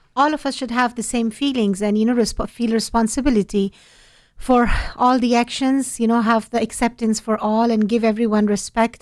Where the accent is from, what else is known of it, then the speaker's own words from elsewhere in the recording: Afghanistan; moved away; I'm from Afghanistan